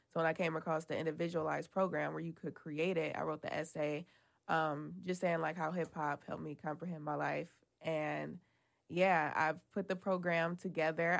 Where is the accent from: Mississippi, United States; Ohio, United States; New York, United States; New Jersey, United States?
Ohio, United States; Cleveland; we're all from Cleveland